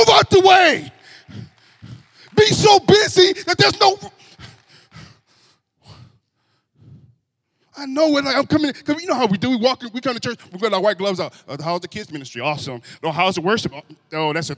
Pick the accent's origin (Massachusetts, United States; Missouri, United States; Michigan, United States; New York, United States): Michigan, United States; Grand Rapids; I was raised in Grand Rapids from most of my childhood, and I grew up around in a neighborhood